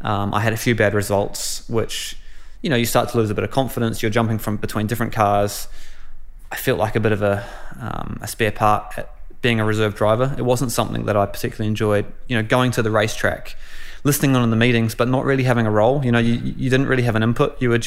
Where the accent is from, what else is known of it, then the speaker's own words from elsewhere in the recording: New Zealand; You know, growing up in New Zealand, it's all normal, it's all great, but you don't think too much of it. But when you go abroad, you start to miss those little things and realize what a great country we do live in.